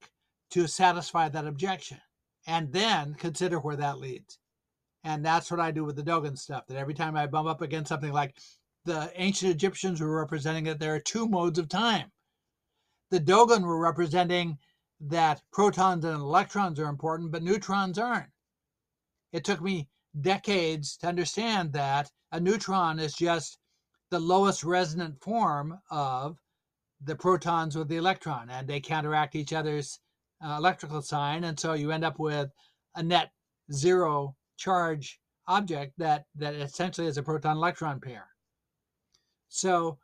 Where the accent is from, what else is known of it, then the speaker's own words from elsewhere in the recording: Salem, Oregon, United States; I grew up in Salem, Oregon